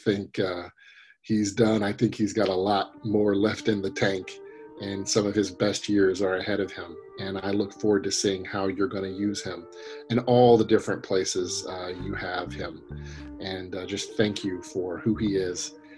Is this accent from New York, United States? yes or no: no; Tennessee, United States; I'm a Tennessee boy